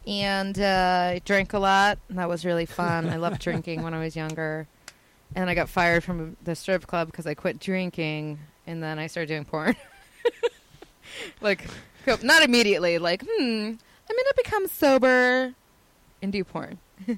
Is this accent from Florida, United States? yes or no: yes; Orlando, Florida, United States; moved away as an adult; now in California, United States; I'm from Orlando, Florida. I was raised in Orlando.